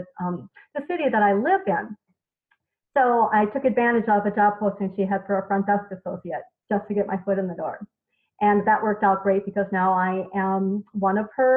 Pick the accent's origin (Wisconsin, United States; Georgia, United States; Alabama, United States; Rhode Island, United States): Wisconsin, United States; a small town in; moved away; And so I did that in my hometown, in a small town in Wisconsin, for 13 years